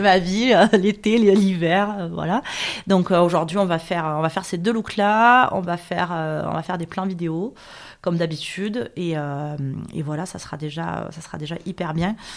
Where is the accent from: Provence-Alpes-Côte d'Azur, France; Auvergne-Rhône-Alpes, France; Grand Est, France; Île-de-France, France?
Provence-Alpes-Côte d'Azur, France; Marseille; je suis une Marseillaise euh, à la base des quartiers nord, puisque je suis née à la Viste en 1977, ce qui ne me rajeunit pas. Euh, j'ai toujours vécu à Marseille, je ne suis jamais partie